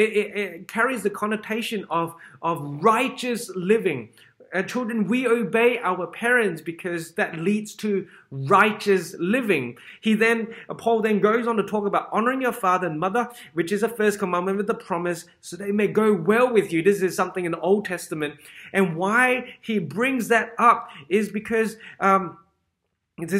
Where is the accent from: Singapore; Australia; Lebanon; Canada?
Singapore; growing up in Singapore